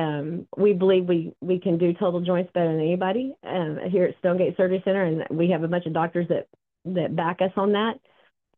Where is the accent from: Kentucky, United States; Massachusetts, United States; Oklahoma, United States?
Oklahoma, United States; now in Austin, United States; I'm from Oklahoma originally